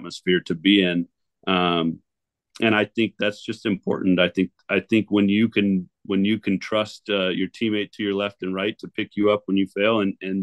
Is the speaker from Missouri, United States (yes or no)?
no; 4-hour drive from Seattle, Washington, United States; I've since moved back to my hometown just on the other side of the state. So we are a 4-hour drive from Seattle